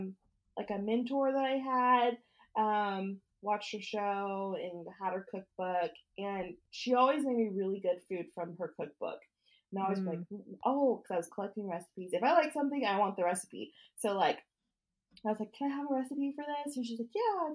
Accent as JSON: {"language": "English", "region": "Oklahoma", "country": "United States", "said": "we're both from Oklahoma"}